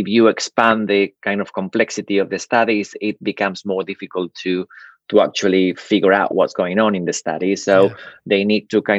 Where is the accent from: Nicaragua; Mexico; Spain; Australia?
Spain; now in United Kingdom; I grew up in Spain